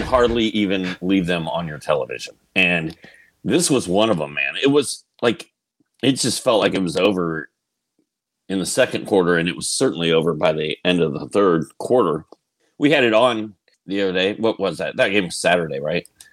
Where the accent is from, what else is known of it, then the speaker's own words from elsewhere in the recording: Indianapolis, Indiana, United States; I'm from Indianapolis